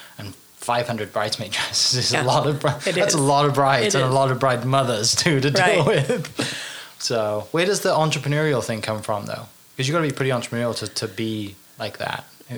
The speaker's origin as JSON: {"language": "English", "town": "Tuttle", "region": "Oklahoma", "country": "United States", "tie": "born or raised there", "said": "growing up in Tuttle, kind of rural, on, you know, kind of in that environment, kind of being, like I said, you know, growing up like a bit of a farm girl and doing stuff there"}